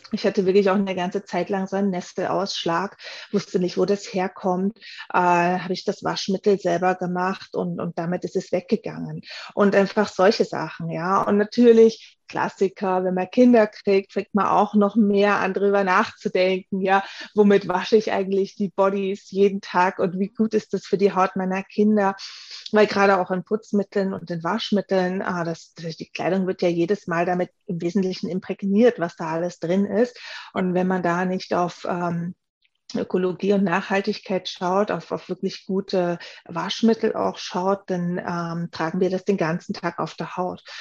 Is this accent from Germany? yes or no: yes; Germany; moved away as an adult; also born or lived in Graz; now in Vienna, Austria; Ich bin hier in Wien zu Hause. Ich komme eigentlich aus Deutschland, wie viele hören